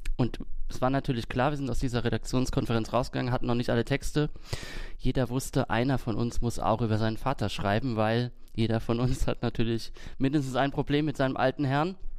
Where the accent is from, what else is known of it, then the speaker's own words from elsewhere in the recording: Kaiserslautern, Rhineland-Palatinate, Germany; moved away; nach Kaiserslautern, wo ich herkomme